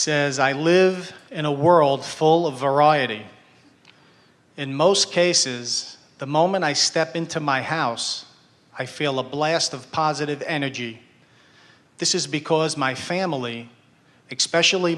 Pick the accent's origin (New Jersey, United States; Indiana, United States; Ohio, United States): New Jersey, United States; we're from New Jersey.